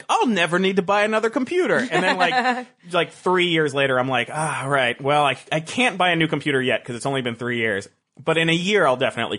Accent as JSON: {"language": "English", "region": "Florida", "country": "United States", "also_born_or_lived": "New York / Seattle / San Francisco", "lives_now": "Los Angeles, United States", "said": "I came from Florida, then moved to New York, then moved to Seattle, then San Francisco, then back to New York, now to L.A."}